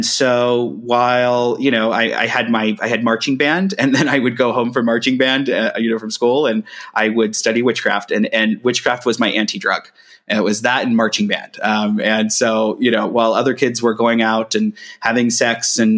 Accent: Brown County, Ohio, United States; I grew up in Brown County, Ohio

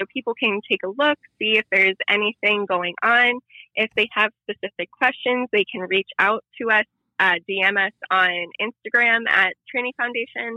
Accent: Youngstown, Ohio, United States; I'm from Youngstown, Ohio

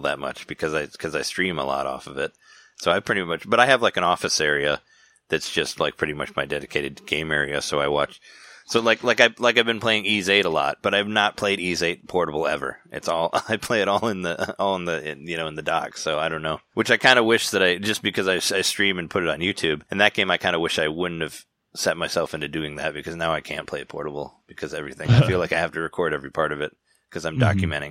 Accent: Chicago, Illinois, United States; I'm from Chicago

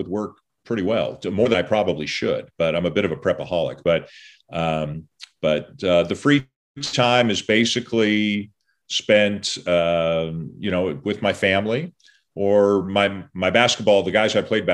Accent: Toronto, Ontario, Canada; moved away; I grew up in Toronto

